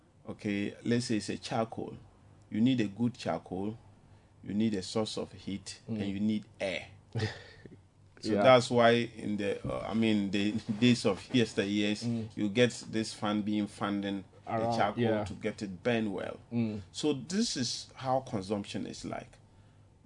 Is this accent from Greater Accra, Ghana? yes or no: no; Wa, Upper West, Ghana; my hometown, Wa